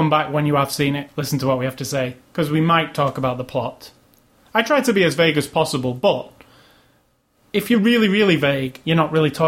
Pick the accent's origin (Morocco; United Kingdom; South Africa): United Kingdom; I'm British